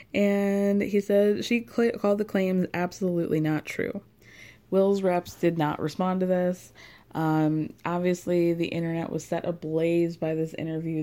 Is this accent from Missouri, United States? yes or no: no; New York, United States; as a New Yorker